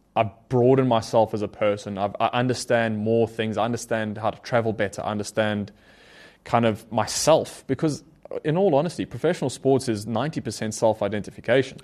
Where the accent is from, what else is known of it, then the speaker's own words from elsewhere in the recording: South Africa; growing up in South Africa